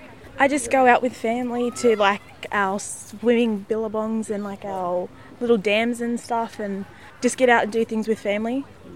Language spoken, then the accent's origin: English; Inverell, New South Wales, Australia; now in Harwood, Australia; I'm 17 years old and I live in Harwood. I'm from Inverell, New South Wales, so I'm Kamilaroi. I'm a Kamilaroi woman and Bundjalung.